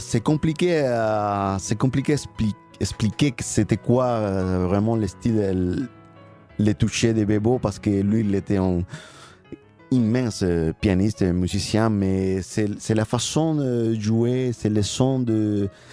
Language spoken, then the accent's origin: French; Cuba; French is a second language; moved away; On a, on a grandi à Cuba